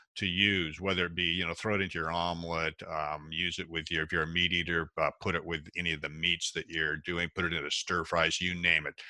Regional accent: Seattle, Washington, United States; I was born and raised in Washington State, uh, Seattle is where I grew up

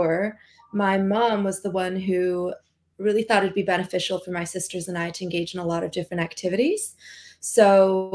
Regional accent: Long Beach, California, United States; I grew up in SoCal in Long Beach in California

